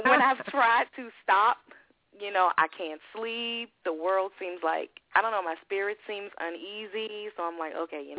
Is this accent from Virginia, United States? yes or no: yes; Richmond, Virginia, United States; moved away as an adult; now in Waldorf, Maryland, United States; I'm from Richmond, Virginia, came to the Maryland area.